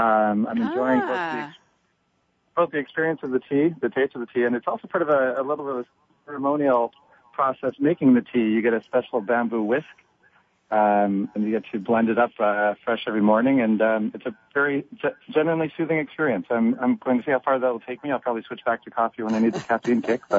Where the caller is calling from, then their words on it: San Francisco, California, United States; So I'm calling from San Francisco. It's sunny for once, which is great and always rare in the morning.